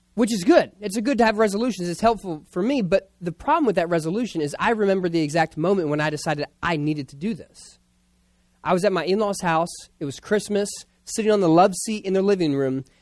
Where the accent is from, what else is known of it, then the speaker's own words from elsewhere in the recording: Philadelphia, Pennsylvania, United States; I was born in Philadelphia, and we talk like that in the playground.